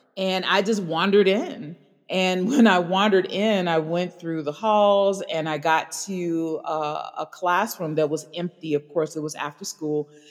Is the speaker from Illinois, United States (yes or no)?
yes; Chicago, Illinois, United States; growing up in Hyde Park